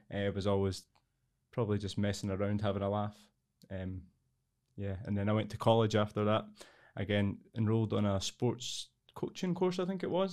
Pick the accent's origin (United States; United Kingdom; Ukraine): United Kingdom; Edinburgh, Scotland; I'm from Edinburgh originally. I've lived here all my life for almost thirty-seven years now.